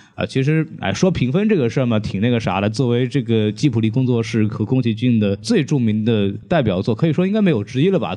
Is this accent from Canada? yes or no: no; Jiangnan, China; 我老家是那个南方的嘛，然后江南的下田的那个景象